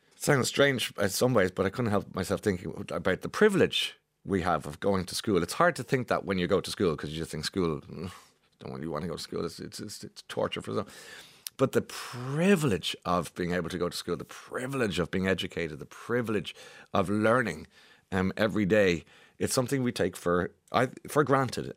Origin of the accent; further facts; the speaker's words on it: Ireland; us as Irish people